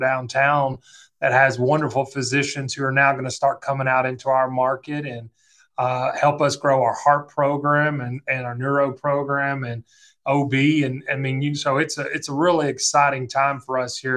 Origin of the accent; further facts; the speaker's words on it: Middle Tennessee, United States; also born or lived in Knoxville, Tennessee / North Carolina; I'm from Middle Tennessee. Was born in Knoxville